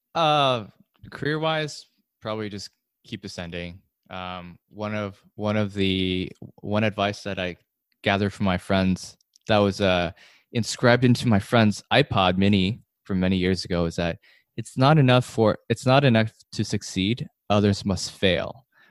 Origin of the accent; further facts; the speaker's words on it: California, United States; I grew up in California